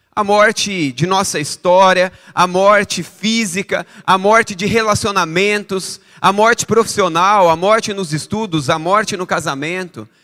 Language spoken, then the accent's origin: Portuguese; Brazil; Eu sou um bom brasileiro